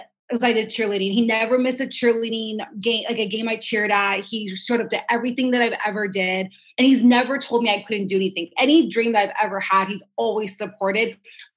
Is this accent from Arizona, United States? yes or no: no; Las Vegas, Nevada, United States; now in Los Angeles, United States; I am originally from Las Vegas, and I moved out to LA in 2006.